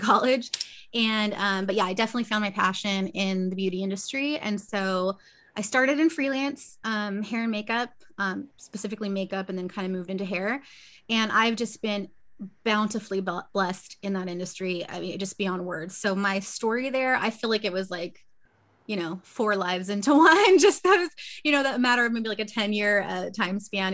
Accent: Victorville, California, United States; also born or lived in Long Beach; I'm born and raised Cali girl, so I've been in Southern California my whole life

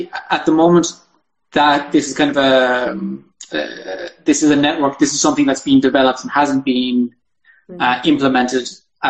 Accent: Ireland; moved away; me just being Irish and, you know, coming from a different system

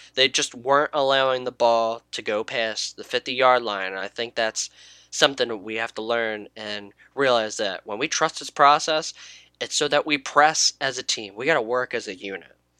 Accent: United States; I grew up in the United States

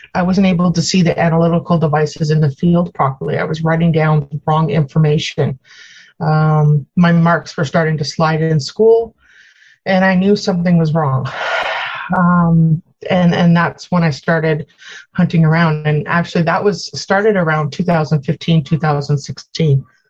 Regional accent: Ontario, Canada; also born or lived in Newfoundland; I grew up in Ontario and Newfoundland. I spent my summers in Newfoundland

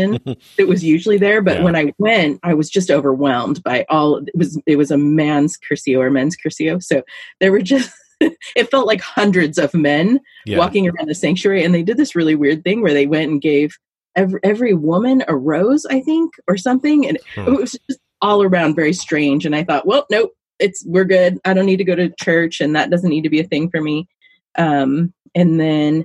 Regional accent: Alaska, United States; now in Silverton, United States; I grew up in Alaska where it's cold

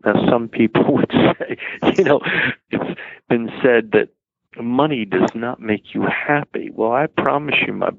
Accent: New York City, New York, United States; growing up in New York City, about 2.5 miles north of Ground

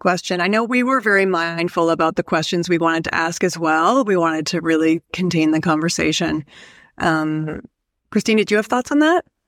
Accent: Canada

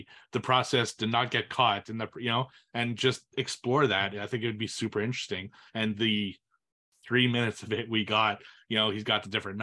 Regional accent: Montreal, Quebec, Canada; Montreal, my hometown.

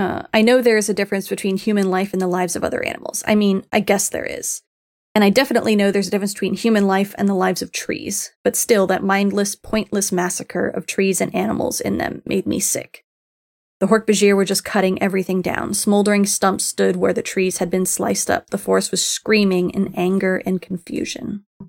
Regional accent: Miami, Florida, United States; I grew up in Miami, so Spanish was part for the course

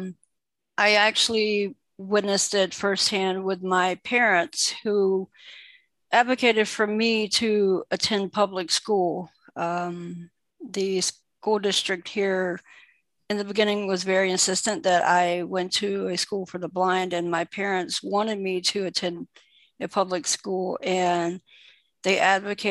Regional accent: Lumberton, North Carolina, United States; also born or lived in St. Pauls, North Carolina; I am from North Carolina. I was born and raised in North Carolina. I grew up in a town called Lumberton

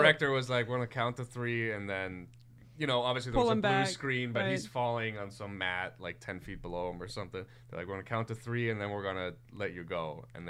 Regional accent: Germany; moved away; growing up in Germany

